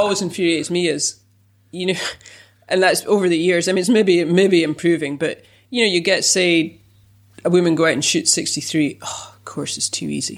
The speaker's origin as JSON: {"language": "English", "country": "United Kingdom", "said": "being British"}